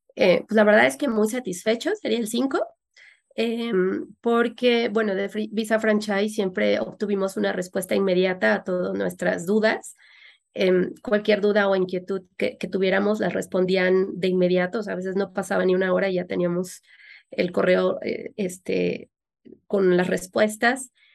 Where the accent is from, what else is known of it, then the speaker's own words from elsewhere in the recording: Mexico City, Mexico; also born or lived in Orlando, Florida; somos de la, de la Ciudad de México y decidimos establecernos en, Florida, en Orlando